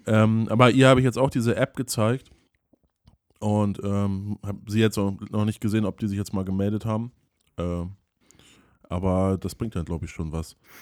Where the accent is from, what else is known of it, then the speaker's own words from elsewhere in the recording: a village near Flensburg, Schleswig-Holstein, Germany; ich habe ja da auf dem Dorf gelebt